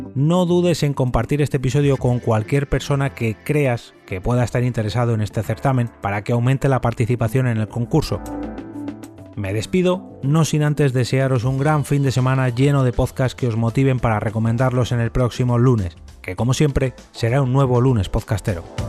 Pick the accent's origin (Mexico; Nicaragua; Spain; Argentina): Spain; Madrid, Community of Madrid; Soy de Madrid